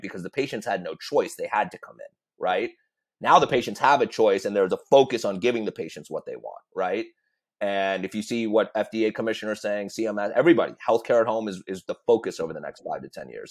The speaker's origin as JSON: {"language": "English", "country": "United States", "said": "we're all American"}